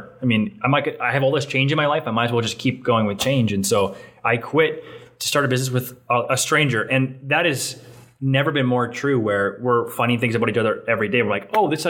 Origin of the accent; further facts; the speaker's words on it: Calgary, Alberta, Canada; also born or lived in New Brunswick; now in Regina, Canada; I'm born in New Brunswick, grew up in Calgary. I now married a woman from Regina. So I'm from Regina, Saskatchewan.